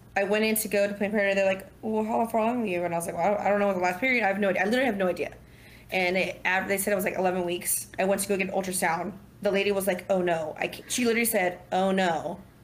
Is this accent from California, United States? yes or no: yes; Southern Orange County, California, United States; moved away as an adult; now in Dallas, United States; growing up in Southern Orange County